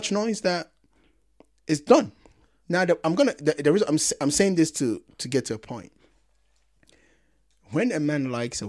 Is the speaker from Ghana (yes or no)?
yes; Ghana; because I'm Ghanaian.